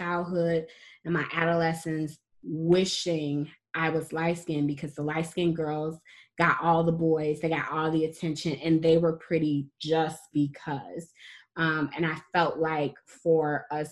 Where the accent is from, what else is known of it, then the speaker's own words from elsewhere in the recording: United States; as a dark-skinned woman growing up in America